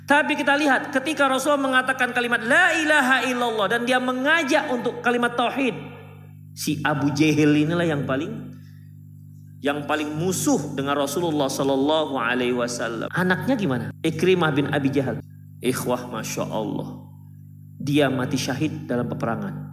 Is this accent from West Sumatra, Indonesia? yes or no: no; Medan, North Sumatra, Indonesia; born there; Eh saya nggak orang Batak ya, jangan dikira saya sedang membela orang Batak. Saya itu orang Minang, cuman lahir di Medan.